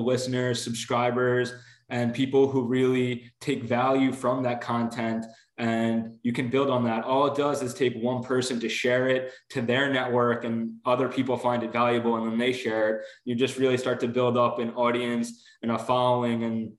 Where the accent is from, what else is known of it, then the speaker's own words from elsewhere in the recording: Long Island, New York, United States; also born or lived in Bronx; now in Rockland County, United States; I grew up on Long Island